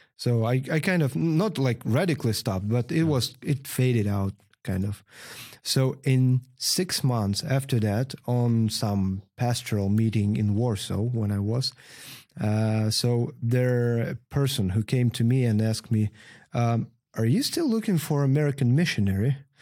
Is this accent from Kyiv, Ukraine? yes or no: no; Pervomaisk, Luhansk Oblast, Ukraine; English is a second language; moved away as an adult; now in Gdansk, Poland; We're from Donbass originally, from small coal mine city called Pervomaisk